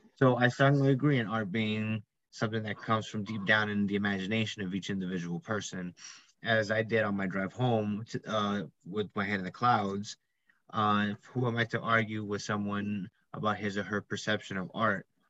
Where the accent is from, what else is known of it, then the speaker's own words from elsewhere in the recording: New York, United States; I'm an IT major um, from New York